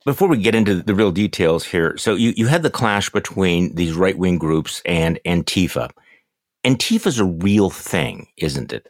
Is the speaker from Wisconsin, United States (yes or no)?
yes; Milwaukee, Wisconsin, United States; here in my hometown of Milwaukee